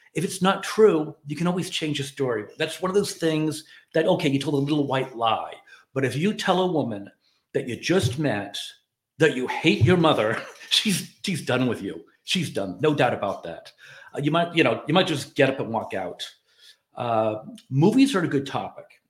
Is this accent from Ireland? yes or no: yes; Ireland; moved away; I'm an Irish immigrant